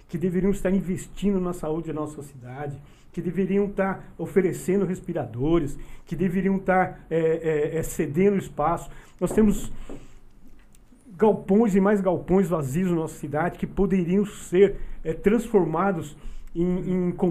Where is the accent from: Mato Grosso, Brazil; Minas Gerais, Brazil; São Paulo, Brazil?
São Paulo, Brazil; Mauá; nós somos do Zaira, né? Uhum. Conhecemos bem o Zaira